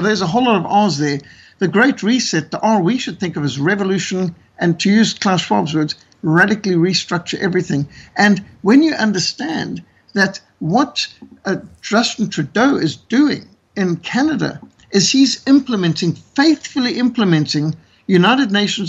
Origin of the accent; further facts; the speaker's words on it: Australia; I've done some speaking to as an Australian.